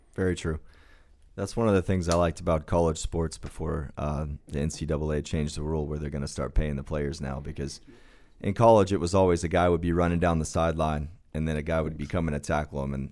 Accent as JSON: {"language": "English", "region": "Oklahoma", "country": "United States", "tie": "born or raised there", "said": "I grew up in, uh, Oklahoma, and, uh, Oklahoma football was kinda everything"}